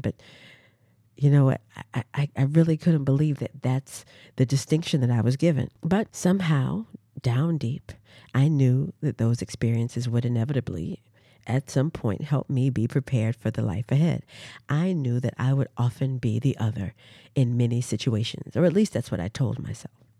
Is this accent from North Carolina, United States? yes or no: yes; Durham, North Carolina, United States; moved away as an adult; also born or lived in Washington, D.C.; I am originally from Durham, North Carolina. I was brought up in a family of educators in the public school system